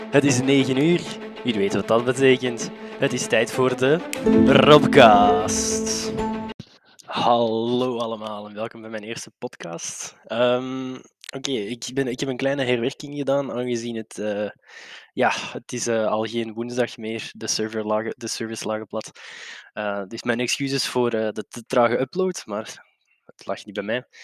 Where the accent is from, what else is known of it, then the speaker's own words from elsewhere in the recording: Brasschaat, Flanders, Belgium; Eh, ik ben een boy uit de Brass Ghetto. Niet dat ik er blij mee ben, maar het is zo, helaas.